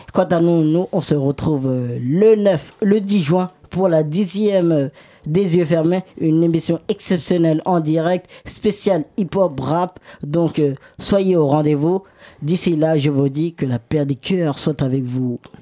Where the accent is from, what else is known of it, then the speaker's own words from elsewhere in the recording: Senegal; moi je suis sénégalais